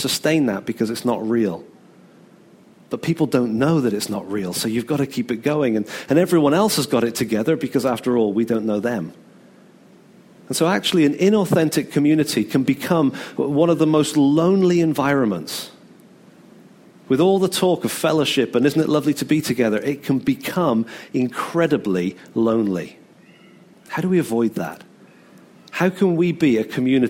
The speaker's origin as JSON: {"language": "English", "country": "United Kingdom", "said": "we're British"}